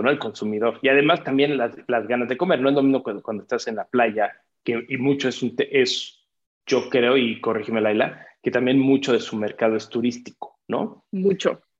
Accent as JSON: {"language": "Spanish", "region": "Mexico City", "country": "Mexico", "lives_now": "Querétaro, Mexico", "said": "yo cuando yo vengo del DF, cuando llegué a Querétaro y de repente empecé a ir a taquerías"}